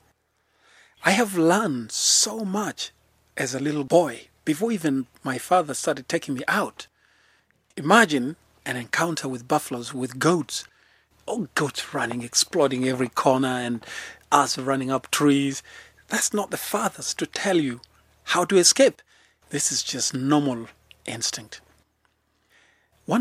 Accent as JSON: {"language": "English", "town": "Lemek", "region": "Narok County", "country": "Kenya", "tie": "born or raised there", "said": "I was born in the Maasai Mara in a very small place called Lemek"}